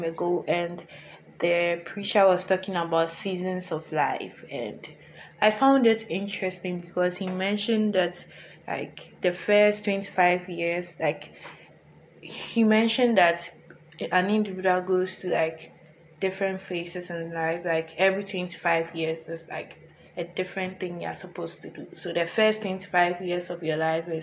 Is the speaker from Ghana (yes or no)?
yes; Ghana; moved away as an adult; now in United States; I'm an international student. I'm from Ghana, and it's also my first time being in the U.S.